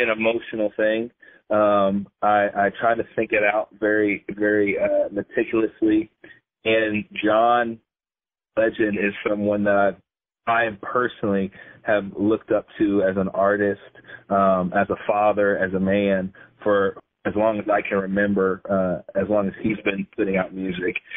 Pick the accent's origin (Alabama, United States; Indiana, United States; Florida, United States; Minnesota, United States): Indiana, United States; I grew up here in Indiana, and I've traveled a little bit, but for the most part, I'm homegrown